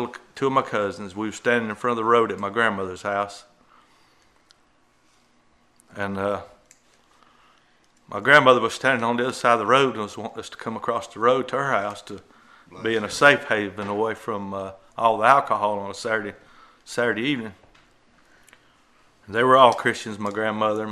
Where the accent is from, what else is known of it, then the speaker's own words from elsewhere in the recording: Alabama, United States; at an early age, I was raised in Alabama